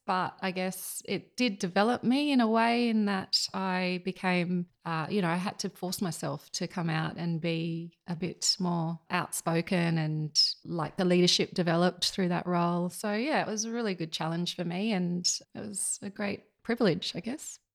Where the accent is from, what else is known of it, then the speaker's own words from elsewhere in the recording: Yass, New South Wales, Australia; also born or lived in Sydney; now in Murrumbidgee, Australia; we moved down to just outside of Yass when I was about three